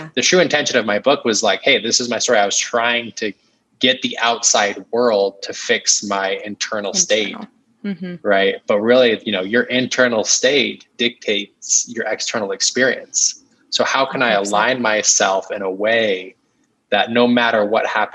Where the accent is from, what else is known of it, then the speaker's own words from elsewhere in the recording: Utah, United States; growing up in Utah, Mormon, conservative